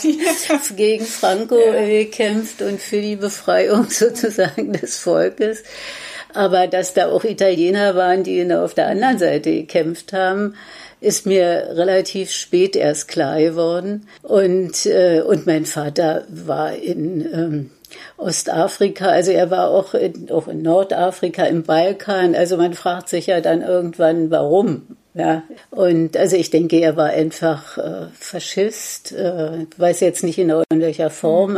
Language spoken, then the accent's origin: German; Berlin, Germany; ich bin im Prenzlauer Berg aufgewachsen, habe äh, da bis äh, ja, im Grunde genommen bis 1986 im Prenzlauer Berg auch